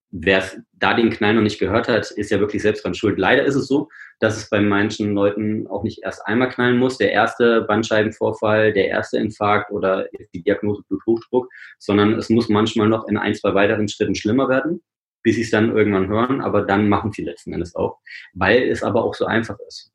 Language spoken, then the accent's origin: German; Rennsteig, Thuringia, Germany; Also ich bin am Rennsteig geboren und aufgewachsen